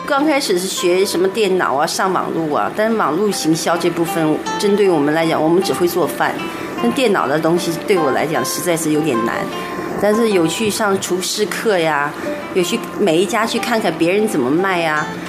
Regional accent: Shandong, China; moved away as an adult; now in Taiwan; 我们山东人不吃

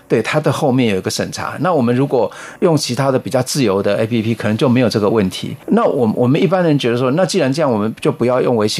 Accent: Taiwan; 我们台湾人比较喜欢用 Line

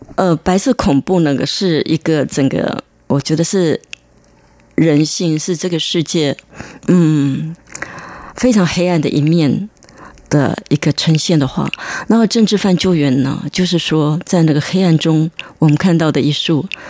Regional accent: Taiwan; moved away as an adult; also born or lived in Chicago, United States; 我觉得我是台湾人

